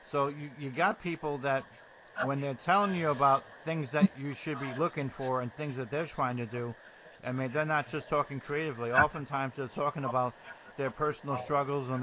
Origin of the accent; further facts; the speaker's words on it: New Jersey, United States; also born or lived in coastal Georgia; now in Georgia, United States; growing up in New Jersey, and as rough as it can be, the neighbors still talk to the neighbors